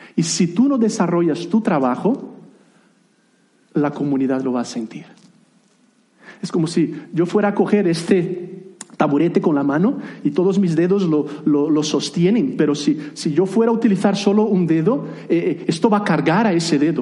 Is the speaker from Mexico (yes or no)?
no; Brazil; first language Portuguese; Spanish is a second language; moved away as an adult; also born or lived in United Kingdom / Spain; now in Granada, Spain; soy brasileño de nacimiento